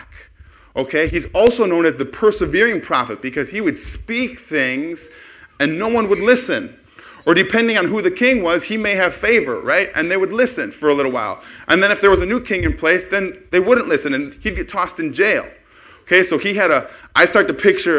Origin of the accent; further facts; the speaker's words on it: West Bend, Wisconsin, United States; moved away as an adult; also born or lived in Milwaukee area; now in Madison, United States; I'm from West Bend, which is where we're from